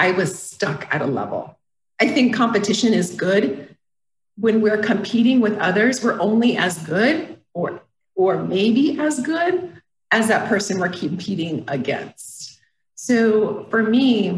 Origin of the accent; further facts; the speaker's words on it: Phoenix, Arizona, United States; moved away as an adult; also born or lived in San Diego; I'm from Phoenix